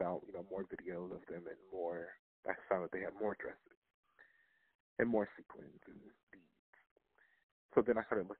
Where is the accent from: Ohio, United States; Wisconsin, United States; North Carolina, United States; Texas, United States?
Ohio, United States; Lorain; From Lorain, Ohio, born Lorain, Ohio, raised in Lorain, Ohio.